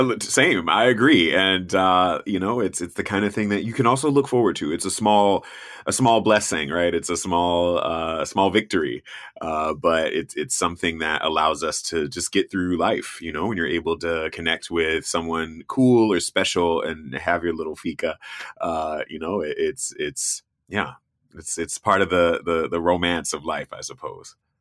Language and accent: English; North Florida, United States; moved away; I grew up in Florida, I grew up in North Florida